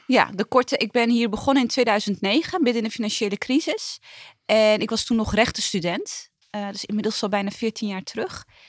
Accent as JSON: {"language": "Dutch", "region": "Utrecht", "country": "Netherlands", "tie": "born or raised there", "said": "ik ben opgegroeid in Lombok, dat is hartje, hartje Utrecht"}